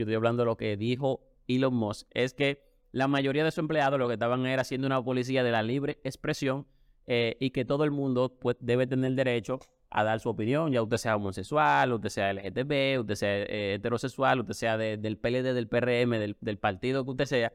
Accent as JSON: {"language": "Spanish", "country": "Dominican Republic"}